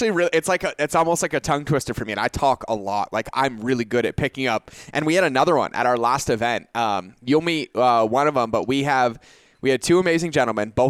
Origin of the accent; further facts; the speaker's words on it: Boston, Massachusetts, United States; moved away as an adult; I grew up in Boston, right? So like, I can go hoopak the cod, like it's all there. But when I joined the military, I left Boston and went to South Carolina.